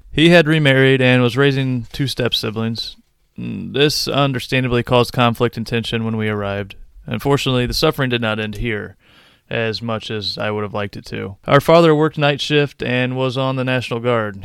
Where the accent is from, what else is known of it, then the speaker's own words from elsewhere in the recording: Quincy, Illinois, United States; also born or lived in Decatur, Illinois; I was born in Decatur, Illinois. My parents divorced at age three, and I was raised by my mother for the next ten years or so. We lived in poverty in the town of Quincy, Illinois.